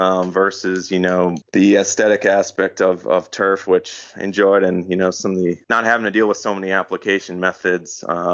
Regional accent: just outside of Green Bay, Wisconsin, United States; moved away as an adult; also born or lived in Georgia / Florida; I'm originally from just outside of Green Bay.

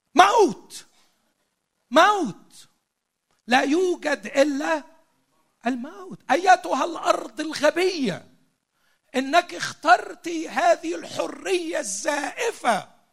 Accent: Egypt; عندنا في مصر

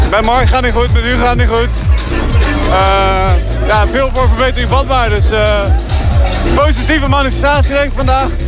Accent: Rotterdam, South Holland, Netherlands; Ik, eh, ik kom uit Rotterdam.

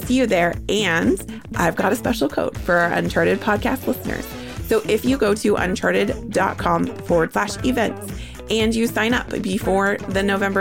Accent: California, United States; growing up in California

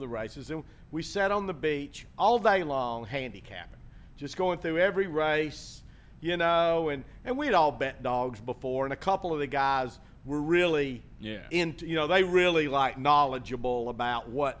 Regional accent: LaBelle, Florida, United States; I give you a hug, baby. I'm from LaBelle.

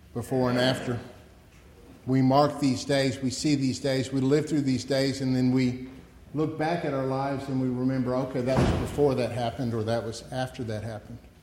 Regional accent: United States; As an American

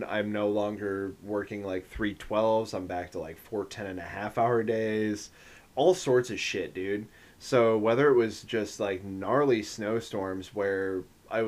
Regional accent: Northeastern Iowa, United States; right outside my hometown

